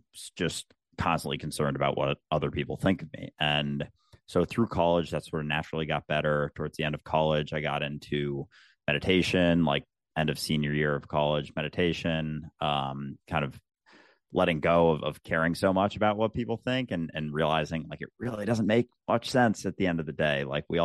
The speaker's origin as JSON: {"language": "English", "region": "Minnesota", "country": "United States", "tie": "born or raised there", "said": "And yeah, I grew up in the Midwest, in the States, in outside Minneapolis. I had a pretty standard suburban childhood"}